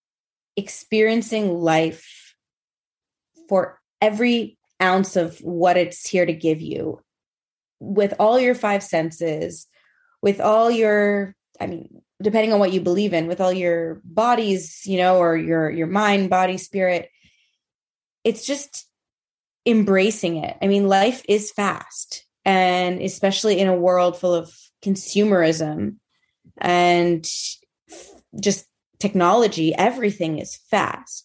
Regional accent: Montreal, Quebec, Canada; I am from Montreal, currently living in Montreal

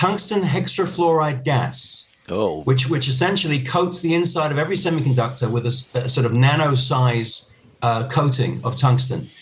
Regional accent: United Kingdom; now in Spain; I'm originally from the United Kingdom

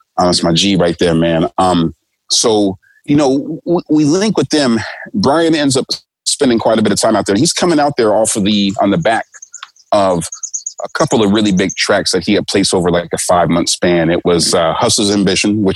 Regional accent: United States; moved away; I'm American

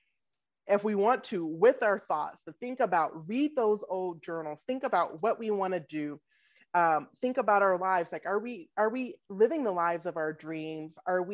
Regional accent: Atlanta, Georgia, United States; moved away as an adult; also born or lived in Washington, District of Columbia, United States / Alabama; now in Minneapolis, United States; I'm born and raised in Atlanta

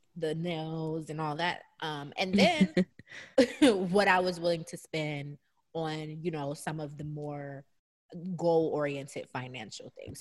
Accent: Atlanta, Georgia, United States; moved away; I had gone back home this entire summer. So I was in, you know, my hometown, Atlanta

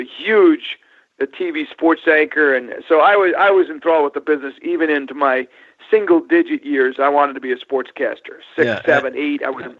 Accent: Long Island, New York, United States; also born or lived in Syracuse, New York; Grew up in New York, Sean. Went to Syracuse University.

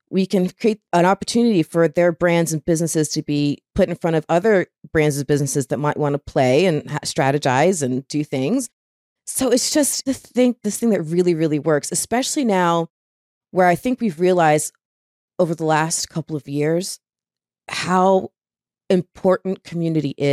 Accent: Florida, United States; I'm from Florida. So being from Florida

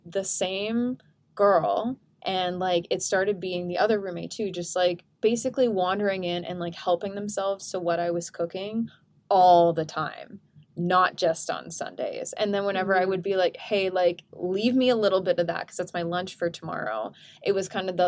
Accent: Canada; we're Canadian

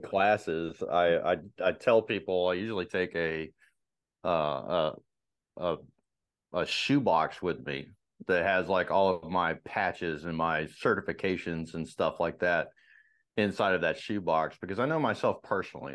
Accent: Marietta, Georgia, United States; I grew up in uh, Marietta in, in, Georgia

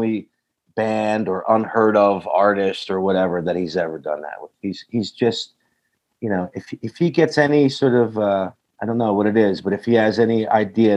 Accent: Philadelphia, Pennsylvania, United States; I grew up in just outside Philadelphia.

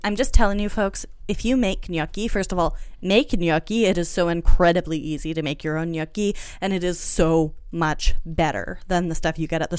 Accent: France; It's true. I was raised in French food culture.

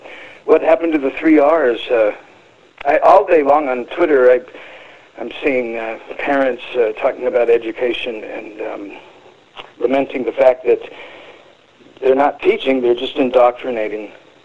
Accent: California, United States; moved away as an adult; now in Arizona, United States; I moved to Arizona and 2008. I'm from California

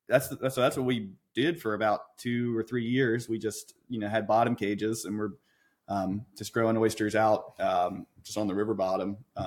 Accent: Northern Neck, Virginia, United States; I grew up here in the Northern Neck. I went to Lancaster High School. I've spent, you know, my childhood running around in the river.

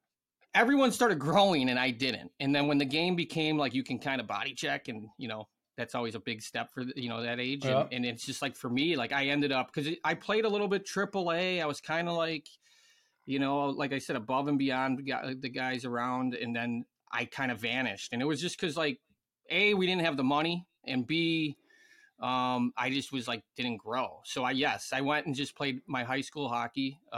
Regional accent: Illinois, United States; people you would have thought I was from fucking Arizona or something when I said I was from Illinois, you know?

